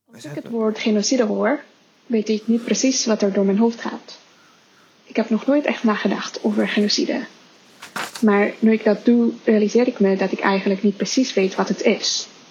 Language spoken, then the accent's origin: Dutch; Indonesia; moved away; Ik ben opgegroeid in Indonesië